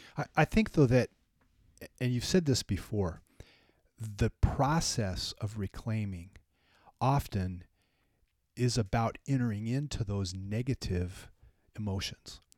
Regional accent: California, United States; moved away; also born or lived in Minnesota; I grew up in California. We didn't really have them.

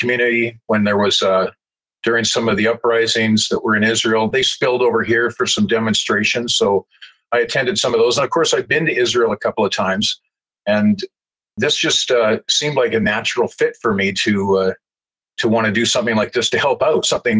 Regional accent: Calgary, Alberta, Canada; I grew up in the Jewish community in Southwest Calgary

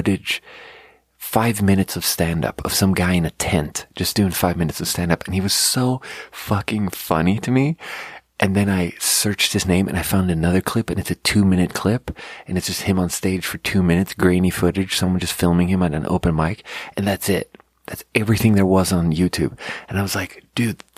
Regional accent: Sweden; now in United States; I'm not an American, so I just, like, just play the Swedish card and just be like, look, these are not my politics, because I'm from a different country.

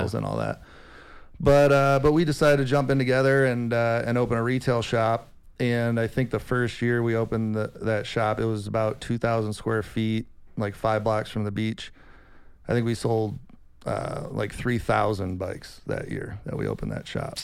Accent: Rockford, Illinois, United States; moved away as an adult; also born or lived in San Diego, California; we grew up in Rockford, Illinois together.

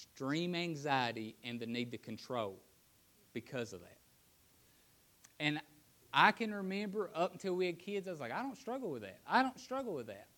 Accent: Appalachia, United States; growing up in Appalachia where poverty is written on most people's hearts

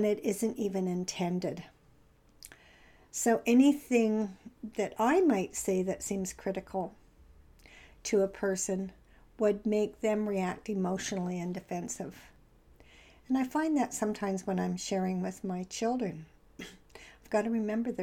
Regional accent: Canada

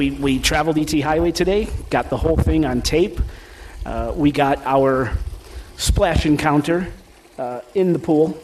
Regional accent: Midwest, United States; I'm from the Midwest

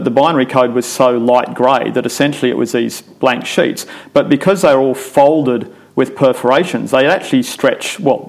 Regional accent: Sydney, New South Wales, Australia; also born or lived in England; So I grew up in suburbia in Epping in Sydney.

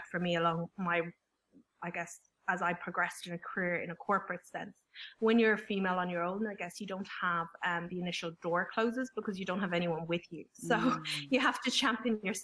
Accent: Ireland; I'm the youngest of five, so you know that I'm Irish as well

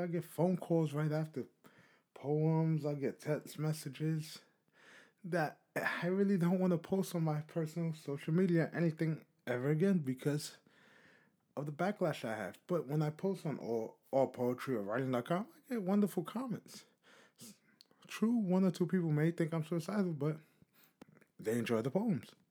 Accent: New York City, New York, United States; I'm from New York City

